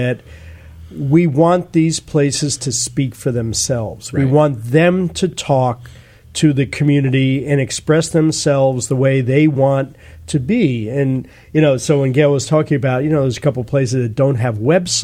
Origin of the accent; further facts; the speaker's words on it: East Coast, United States; now in San Francisco, United States; I'm from the East Coast